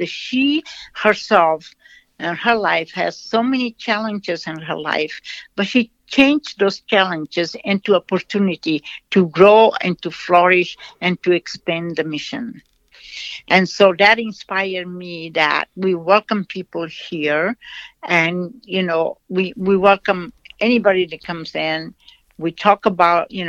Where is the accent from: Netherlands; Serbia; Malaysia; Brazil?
Brazil; English is a second language; moved away; I was born in Brazil. I was educated there